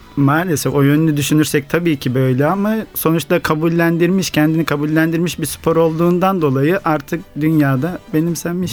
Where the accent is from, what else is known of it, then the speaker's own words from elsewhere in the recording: Kastamonu, Turkey; now in Istanbul, Turkey; Evet Kastamonu memleketim, kendi memleketim.